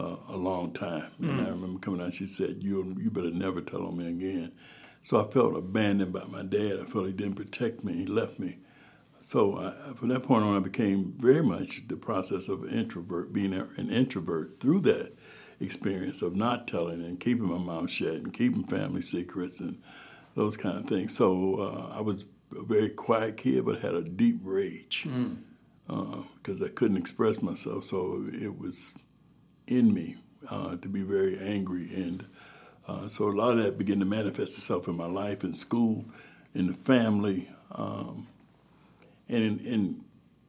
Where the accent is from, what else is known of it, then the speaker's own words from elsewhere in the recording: Youngstown, Ohio, United States; also born or lived in Alabama; now in Akron, United States; Raised in Youngstown, actually, yeah. Started kindergarten in Youngstown, Ohio when I was five. So I came when I was three, started school in Youngstown